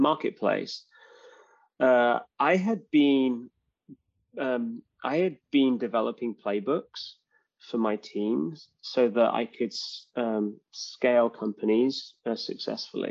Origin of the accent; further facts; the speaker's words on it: London, United Kingdom; moved away as an adult; now in Bay Area, United States; I love London. It's like really my hometown